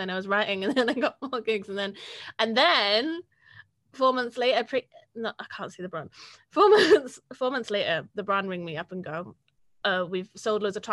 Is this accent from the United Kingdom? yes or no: yes; Wales, United Kingdom; I was very blessed from being Welsh